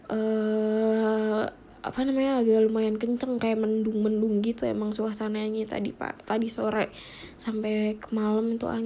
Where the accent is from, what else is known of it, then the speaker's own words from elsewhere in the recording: Cibinong, West Java, Indonesia; kalau dulu di daerah gue di Cibinong ini tuh belum ada mall, belum ada Cibinong yang City Mall, belum ada, belum ada Cibinong Square, belum ada.